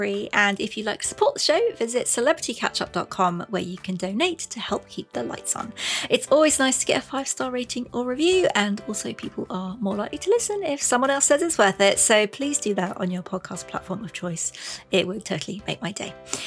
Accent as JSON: {"language": "English", "country": "United Kingdom", "said": "I'm British"}